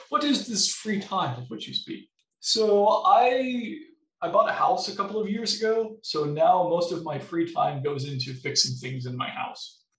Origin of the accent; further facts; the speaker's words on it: Missouri, United States; now in Wisconsin, United States; So I, I came from Missouri, specifically in southern Missouri, where it didn't get very cold in the winters and it got super hot in the summers